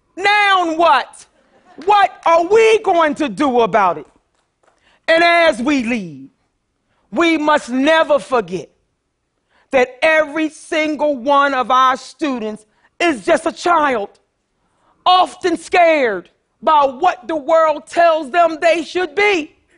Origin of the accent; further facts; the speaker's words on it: Philadelphia, Pennsylvania, United States; I grew up poor in North Philadelphia